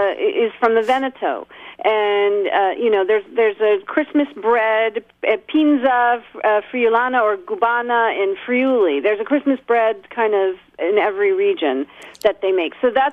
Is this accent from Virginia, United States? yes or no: yes; Northern Virginia, United States; I grew up in Northern Virginia. So yeah, I was definitely one of the weird ethnic kids.